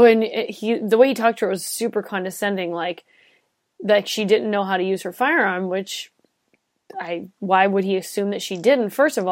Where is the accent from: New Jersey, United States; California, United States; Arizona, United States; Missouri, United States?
California, United States; I've lived in a leftist state for so long and grown up. I mean, I'm from California.